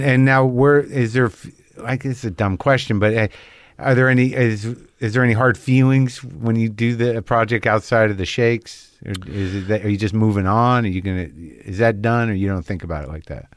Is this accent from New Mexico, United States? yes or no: yes; Albuquerque, New Mexico, United States; moved away; I grew up in New Mexico.